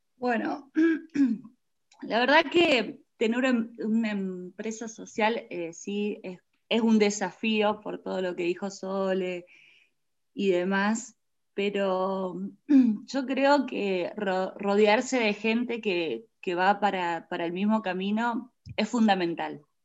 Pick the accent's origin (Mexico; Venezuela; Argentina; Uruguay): Argentina; Reconquista, Santa Fe; nosotros somos de Reconquista Santa Fe